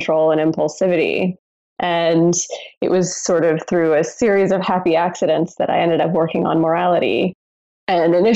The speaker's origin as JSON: {"language": "English", "region": "Southern California", "country": "United States", "tie": "born or raised there", "moved": "as an adult", "said": "I grew up in Southern California where none of the buildings are older than about 50 years old."}